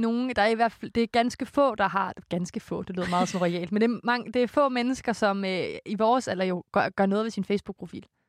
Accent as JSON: {"language": "Danish", "town": "Korsør", "region": "Zealand", "country": "Denmark", "moved": "yes", "said": "hjemme i Kursør med min mor og morfar"}